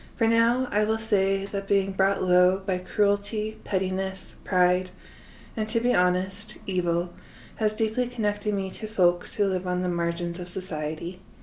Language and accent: English; Salt Lake City, Utah, United States; I have lived in Salt Lake City, Utah most of my life